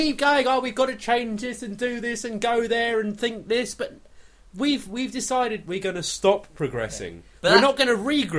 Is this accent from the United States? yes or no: no; England, United Kingdom; But when you go to America being English